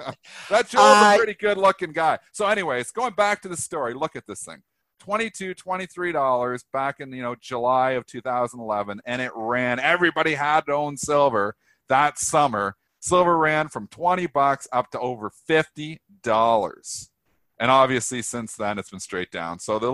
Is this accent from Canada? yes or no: yes; Canada; I'm Canadian. I take U.S. geography. Jeez. I know where Vancouver is. It's in BC.